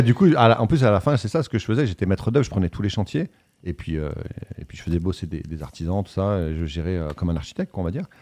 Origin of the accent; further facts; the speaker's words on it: Voiron, Auvergne-Rhône-Alpes, France; moved away as an adult; also born or lived in New York / Paris; je viens de Voiron et la chartreuse, pour ceux qui connaissent, ça vient de là où, où je suis né